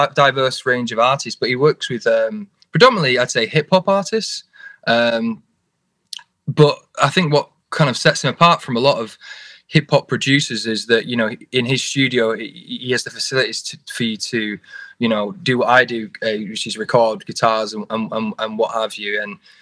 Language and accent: English; Oldham, North West England, United Kingdom; in Oldham, which is kind of part of the borough of Manchester.